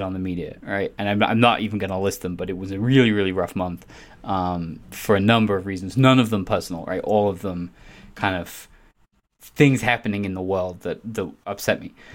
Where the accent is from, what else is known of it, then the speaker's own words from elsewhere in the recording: England, United Kingdom; I'm English